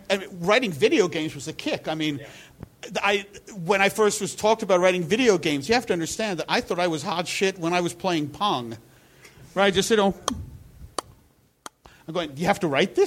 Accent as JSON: {"language": "English", "town": "Bloomfield", "country": "United States", "tie": "born or raised there", "said": "a store that was nearby my house, but it was across a busy street in Bloomfield."}